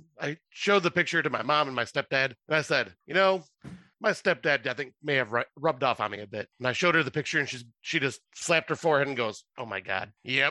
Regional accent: United States; I'm American.

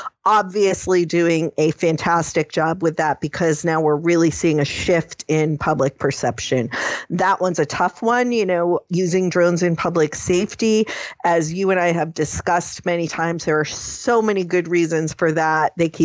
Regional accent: New England, United States; I am from New England

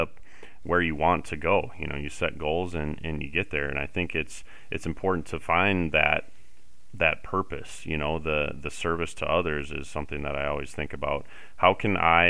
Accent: Summit, United States; growing up in Summit

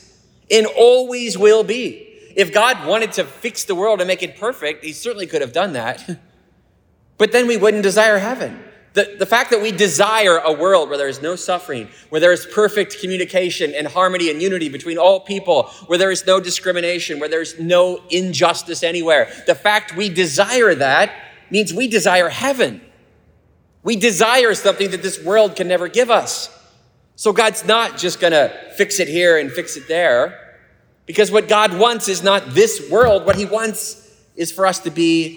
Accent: United States; I love our country

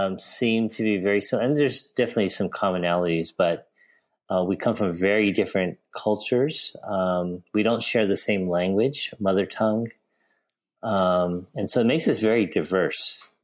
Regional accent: Los Angeles, California, United States; first language English; now in Fullerton, United States; Born and bred in Los Angeles. I haven't ventured very far.

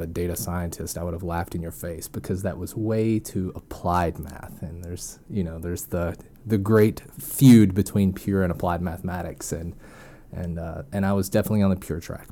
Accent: Arkansas, United States; also born or lived in Tennessee; I was born and raised in Arkansas

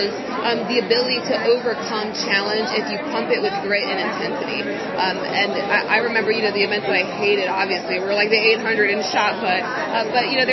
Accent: Charlotte, North Carolina, United States; I'm from Charlotte, North Carolina

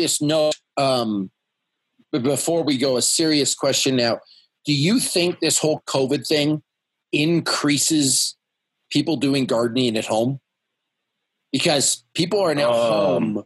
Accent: Canada; I'm Canadian

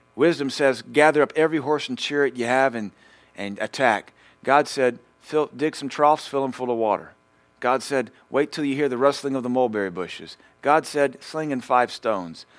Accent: United States; I'm an American

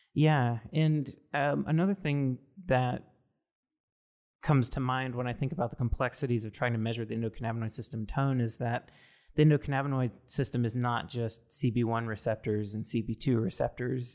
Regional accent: Mississippi, United States; now in West Coast, United States; I'm originally from Mississippi, so very conservative

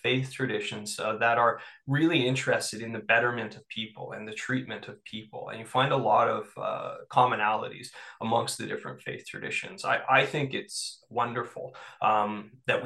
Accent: Toronto, Ontario, Canada; now in Northumberland County, Canada; I grew up in Toronto, which is one of the most multicultural cities in the world

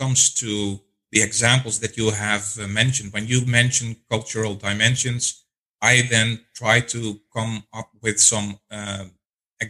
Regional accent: Netherlands; now in Atlanta, United States; originally from the Netherlands. I've lived in 9 countries in Europe and Latin America specifically. Currently, I live in the Atlanta area

